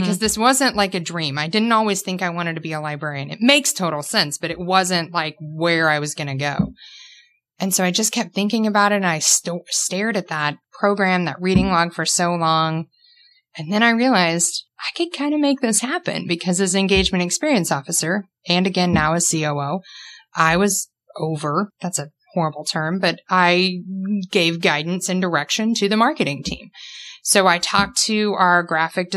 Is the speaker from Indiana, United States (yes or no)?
yes; Posey County, Indiana, United States; as a child, I grew up in Posey County.